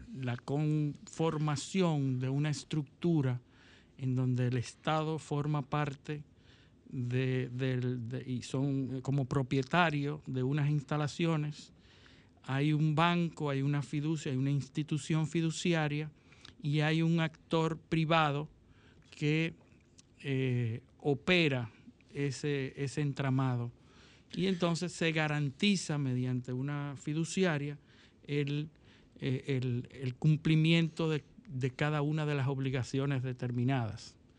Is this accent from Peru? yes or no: no; Dominican Republic; yo como dominicano